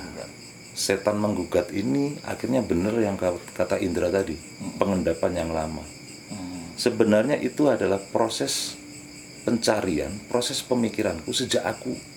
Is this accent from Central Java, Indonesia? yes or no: no; Madiun, East Java, Indonesia; aku dibesarkan di Madiun